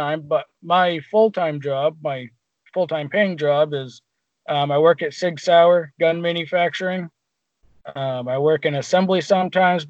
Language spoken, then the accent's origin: English; Portsmouth, New Hampshire, United States; I was born and raised in Portsmouth. I've lived around the Portsmouth area my whole life